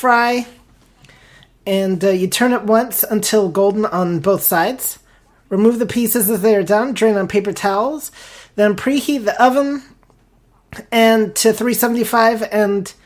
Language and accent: English; Florida, United States; growing up in Florida